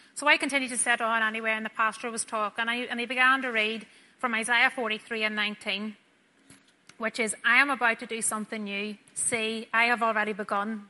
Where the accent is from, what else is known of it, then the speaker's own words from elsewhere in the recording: Craigavon, Northern Ireland, United Kingdom; me and Scott actually met back in Craigavon Senior High School whenever we were 15.